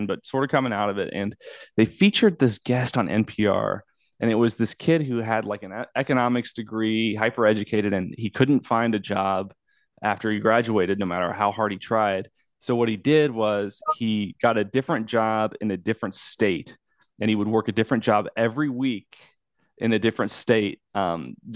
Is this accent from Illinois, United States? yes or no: yes; Bloomington, Illinois, United States; I grew up in Bloomington, Illinois